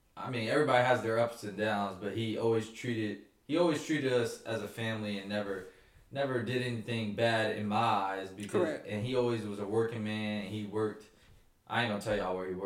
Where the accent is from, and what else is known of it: Trenton, New Jersey, United States